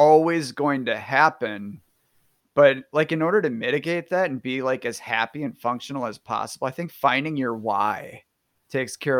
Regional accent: Northeastern Wisconsin, United States; I grew up in Northeastern Wisconsin

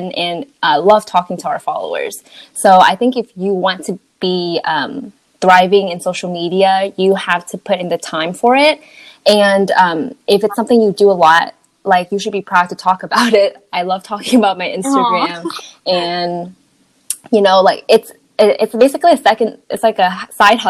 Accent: Texas, United States; I grew up here

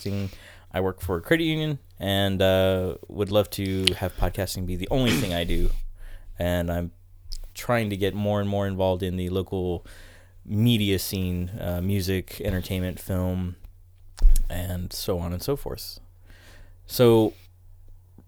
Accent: Texas, United States; we're pretty much all from Texas

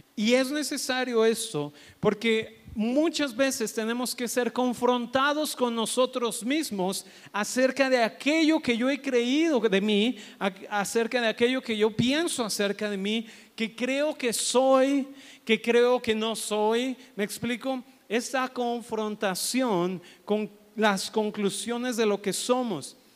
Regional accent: Mexico; Nosotros como mexicanos

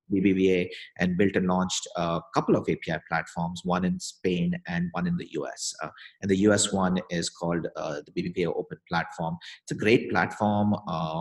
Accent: Bangalore, Karnataka, India; moved away as an adult; also born or lived in Europe / New York; now in United States; I'm from India. Was born and grew up in Bangalore

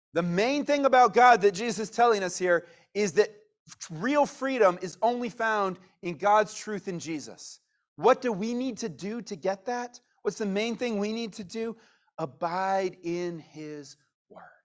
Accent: United States; we are Americans

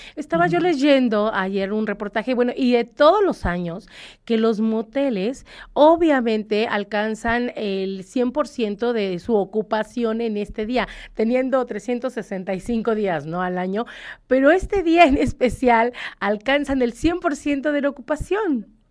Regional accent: Mexico; como mexicanos

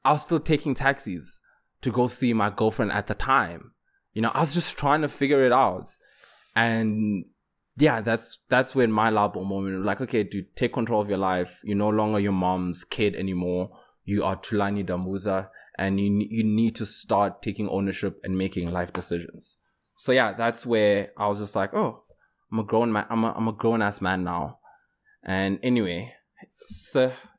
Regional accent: Johannesburg, Gauteng, South Africa; moved away; I'm from Joburg, so I could, even to this day, if life doesn't work out, I can still go back home

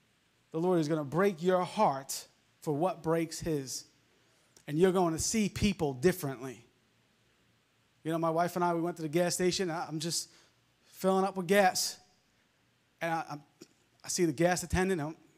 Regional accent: Long Island, New York, United States; I grew up in Long Island, and we would go fishing a lot

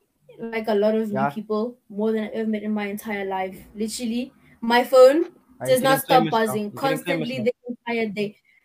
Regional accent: Pretoria, Gauteng, South Africa; I'm from Pretoria.

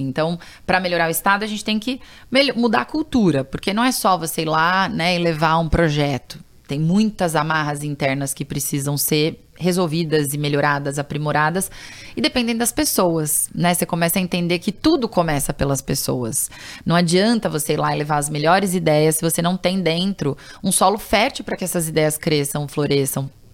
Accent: São Paulo, Brazil; Eu, eu nasci em São Paulo e fui criada em São Paulo

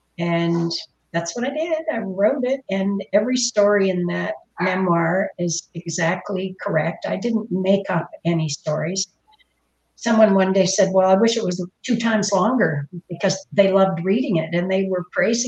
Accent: Windsor, Ontario, Canada; born there; Yes, I'm originally from Ontario. I was born in Windsor, Ontario, and we moved around a lot.

